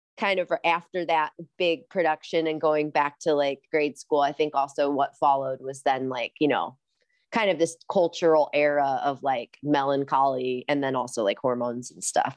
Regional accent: Rock Island, Illinois, United States; moved away as an adult; also born or lived in Los Angeles, California / Ojai, California; now in Decorah, Iowa, United States; I grew up in Rock Island, Illinois, so right across the Mississippi River from Iowa in the, an area called the Quad Cities

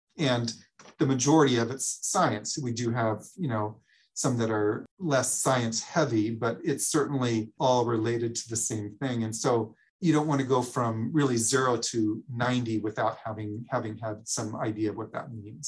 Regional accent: Oregon, United States; moved away; I came from Oregon where I didn't think I'd ever live in the Midwest. And now I lived here longer than I did in Oregon.

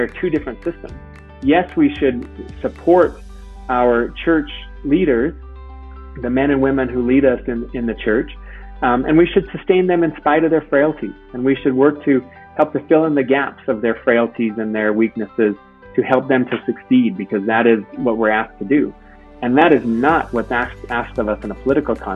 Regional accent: Utah, United States; also born or lived in New York City; I grew up here in Utah, went to the University of Utah

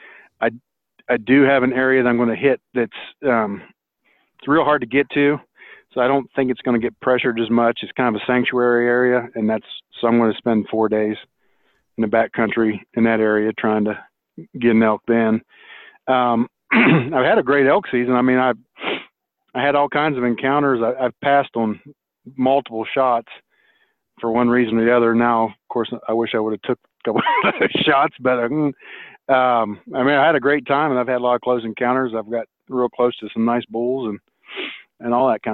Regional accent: near Morgantown, West Virginia, United States; I grew up in West Virginia, a little town called Brewston Mills near Morgantown

